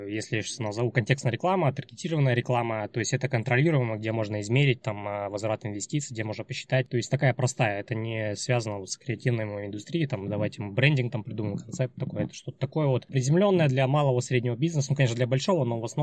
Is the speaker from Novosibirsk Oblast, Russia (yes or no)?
no; Chelyabinsk, Chelyabinsk Oblast, Russia; moved away as an adult; now in Saint Petersburg, Russia; Э, мне 35 лет. Я из Челябинска переехал 4 года назад в Петербург.